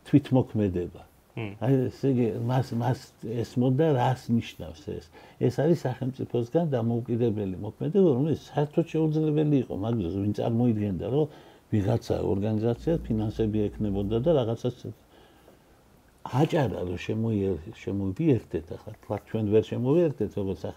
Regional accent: Batumi, Adjara, Georgia; also born or lived in Guria; მეც ბათუმელი გახლავართ

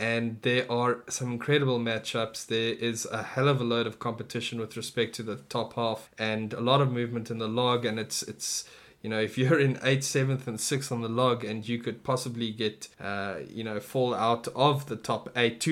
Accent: South Africa; I am a South African

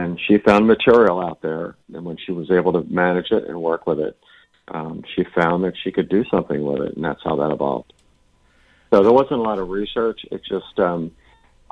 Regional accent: Philadelphia, Pennsylvania, United States; When I grew up in Philly

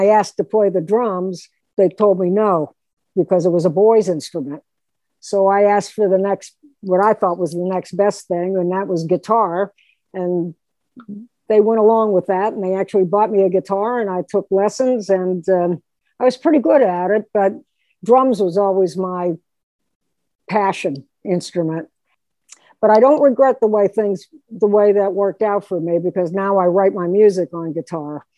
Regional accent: Pittsburgh, Pennsylvania, United States; I'm a Pittsburgh girl, born and raised in Pittsburgh

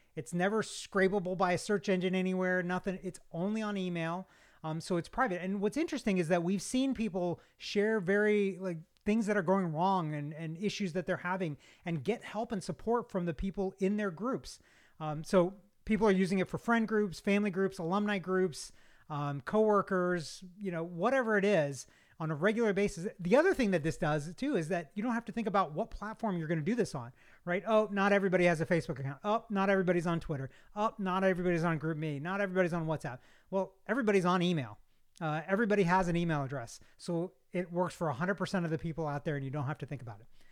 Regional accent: Kentucky, United States; now in Georgia, United States; I'm not from, uh, Georgia originally. I'm from Kentucky, uh, but I've been here since eighty-nine.

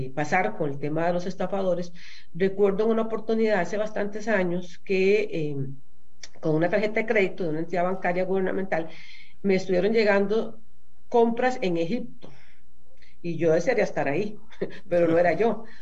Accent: Costa Rica

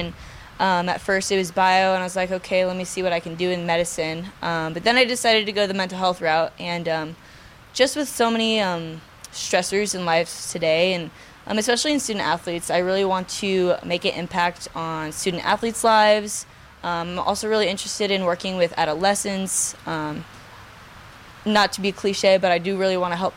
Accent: Southern California, United States; moved away; I'm from Southern California

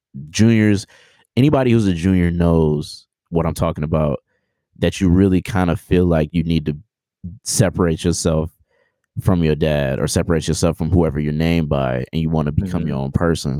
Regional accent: Oak Park, Michigan, United States; also born or lived in Detroit; I'm from Detroit, born and raised, grew up. I actually grew up in Oak Park, which is a suburb around Detroit.

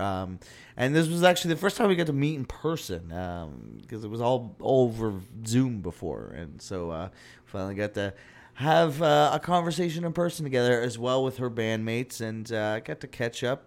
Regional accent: Niagara / Hamilton, Ontario, Canada; in my hometown, of, you know Niagara, in the Hamilton

